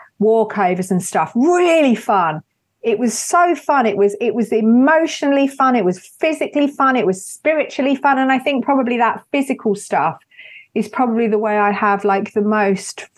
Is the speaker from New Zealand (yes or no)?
no; United Kingdom; especially being British